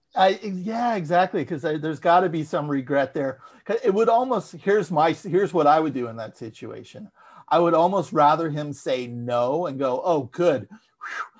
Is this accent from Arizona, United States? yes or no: no; San Francisco, California, United States; Growing up in a dreary suburb of San Francisco in the 1980s in a working class family